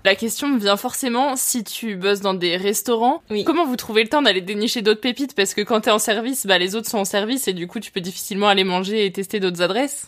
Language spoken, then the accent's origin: French; Lyon, Auvergne-Rhône-Alpes, France; je suis originaire de Lyon